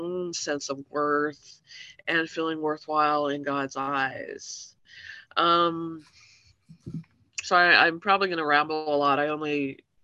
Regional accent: Salt Lake City, Utah, United States; I grew up in Salt Lake City, Utah in the 80s

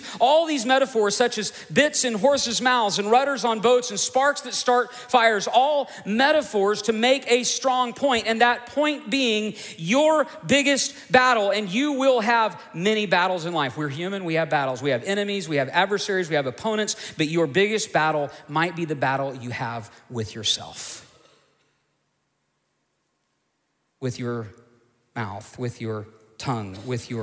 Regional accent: United States; we face as American Christians

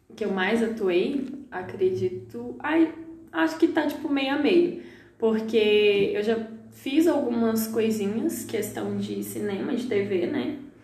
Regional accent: Lamim, Minas Gerais, Brazil; moved away; Eu sou natural da cidade de Lamim, Minas Gerais interior

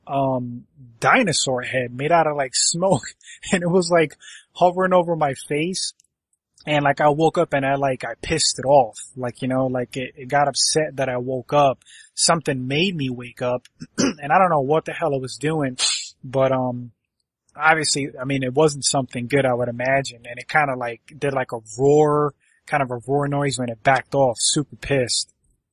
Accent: Connecticut, United States; I grew up in Connecticut, so like I know Groton.

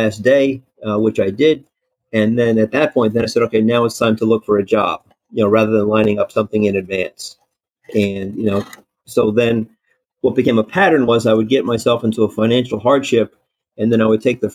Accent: New Jersey, United States; moved away as an adult; I grew up in New Jersey

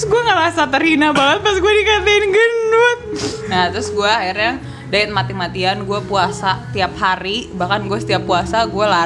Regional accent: North Sumatra, Indonesia; Ya pipi, tulang pipi gue gede dan gue orang Batak.

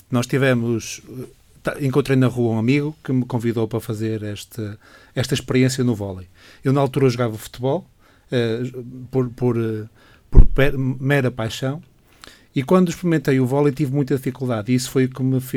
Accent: Braga, Portugal; also born or lived in Porto; nasci em Braga, sim.

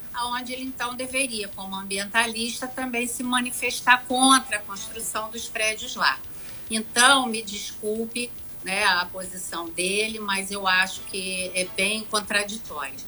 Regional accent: Angra dos Reis, Rio de Janeiro, Brazil; eu sou de Angra, eu quero preservar a minha cidade

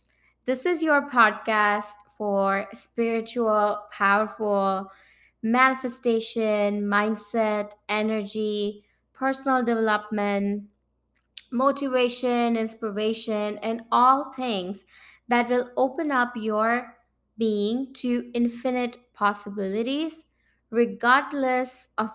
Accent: India; moved away as an adult; now in Saint John, Canada; And I moved from India to Canada in early 2018, following my heart, my sweetheart, Akash.

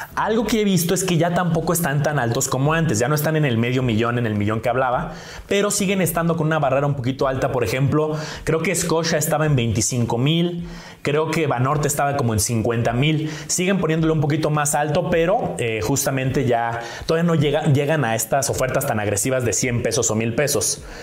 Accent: Mexico; nosotros como mexicanos

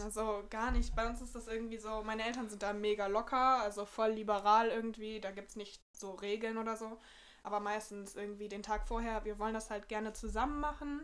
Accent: Bremen, Germany; ich komme so aus der Nähe von Bremen, eigentlich aus so einem kleinen Dorf. Und ich wohne halt mit meiner Familie

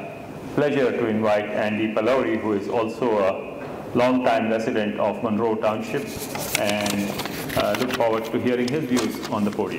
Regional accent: India; moved away; I come from India, and I grew up with a lot of my Hindu and Sikh friends. And as a representative of the Hindu faith

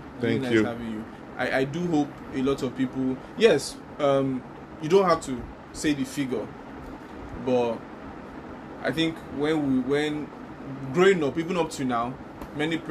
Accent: Lagos, Nigeria; since we were born in Lagos and we grew up in Lagos

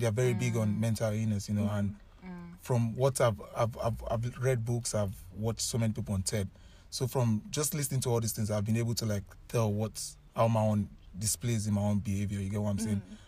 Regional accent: Nigeria; moved away as an adult; I came all the way from Nigeria.

